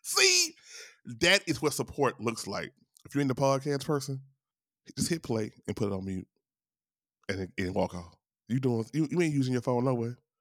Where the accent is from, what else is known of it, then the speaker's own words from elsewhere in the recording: Louisiana, United States; I'm from Louisiana